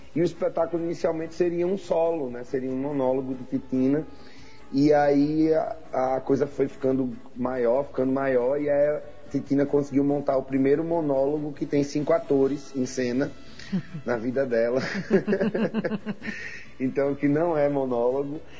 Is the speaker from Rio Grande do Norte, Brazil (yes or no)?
yes; Mossoró, Rio Grande do Norte, Brazil; now in Natal, Brazil; eu sou de Mossoró. Eu nasci no Oeste Potiguar. Sou de Mossoró. E moro aqui em Natal